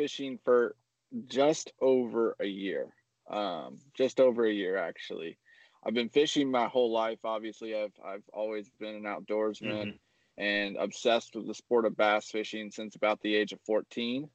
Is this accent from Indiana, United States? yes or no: yes; Indiana, United States; also born or lived in Arizona / Tennessee; Originally from Indiana. I moved around a little bit, came back to Indiana with the family, and we're here for now.